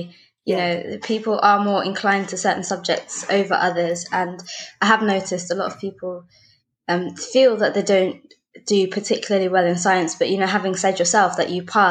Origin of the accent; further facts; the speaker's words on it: London, United Kingdom; I was born and raised in West London